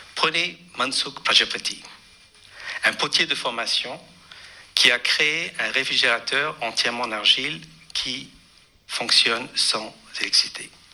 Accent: Pondicherry, Puducherry, India; j'ai grandi à Pondichéry

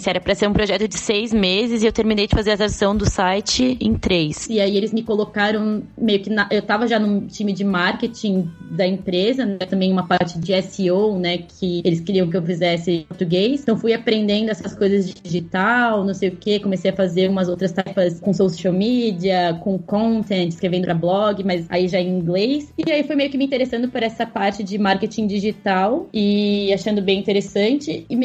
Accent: São Paulo, Brazil; also born or lived in Florianópolis / Peruíbe; now in Berlin, Germany; É, eu sou originalmente de São Paulo, mas mesmo no Brasil eu já mudei bastante de cidade, morei um tempo em Florianópolis, depois em Peruíbe

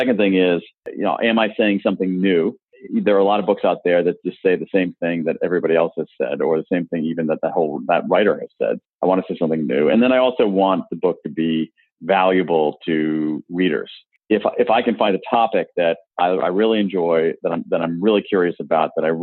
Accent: Columbus, Ohio, United States; now in Washington, D.C., United States; When I was a kid, I grew up in Columbus, Ohio

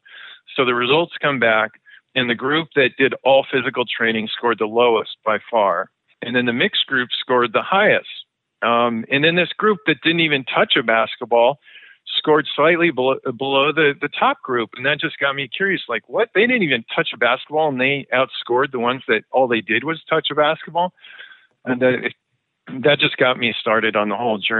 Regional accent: Oregon, United States; I'm originally from Oregon

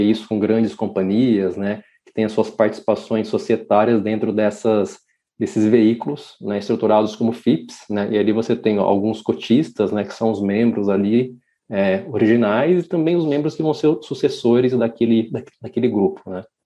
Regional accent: interior of São Paulo state, Brazil; moved away as an adult; now in São Paulo, Brazil; Eu vim para São Paulo ah, para fazer minha faculdade, sou do interior de São Paulo.

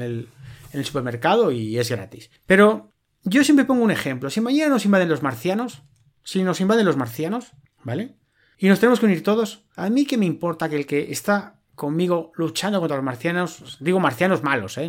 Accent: Spain; en España nunca hemos sido de bandera

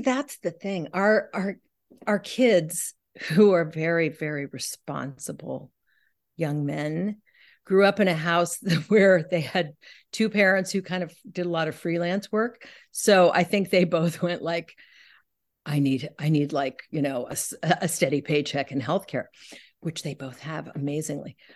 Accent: San Francisco, California, United States; also born or lived in New York; now in Pacific Northwest, United States; I grew up in San Francisco in, in the sixties

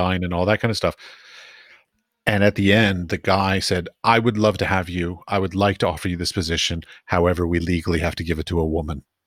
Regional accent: East Coast, United States; moved away as an adult; also born or lived in Iowa / San Francisco / Middle East; now in Europe; I grew up, I grew up on the East Coast

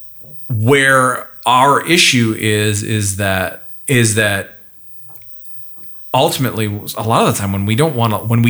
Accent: northern Alberta, Canada; I grew up just north of there

